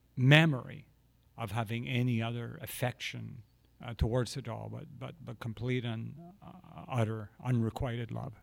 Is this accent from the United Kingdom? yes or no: yes; Glasgow, Scotland, United Kingdom; moved away; growing up in Glasgow